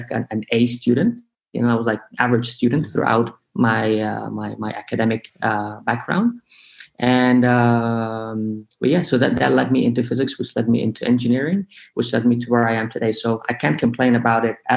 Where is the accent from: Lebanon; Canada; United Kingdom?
Lebanon; moved away; Growing up in Lebanon, you know, growing up in an Arab country